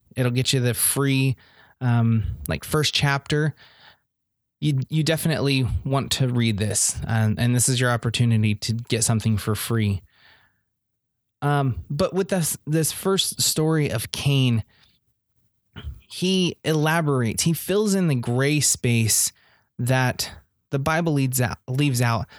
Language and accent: English; Indiana, United States; I'm just a hick from Indiana